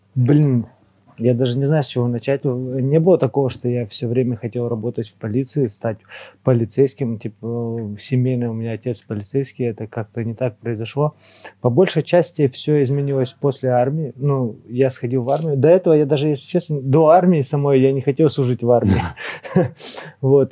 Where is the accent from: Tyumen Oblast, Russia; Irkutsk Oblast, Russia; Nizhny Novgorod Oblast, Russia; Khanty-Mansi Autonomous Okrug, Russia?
Tyumen Oblast, Russia; Tyumen; мы из Тюмени